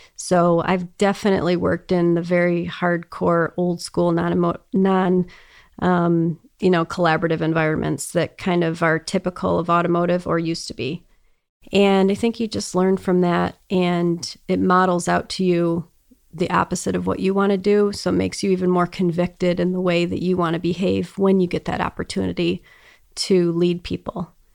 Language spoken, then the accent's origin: English; Detroit, Michigan, United States; also born or lived in Boston; I grew up in Metro Detroit area and lived here most of my life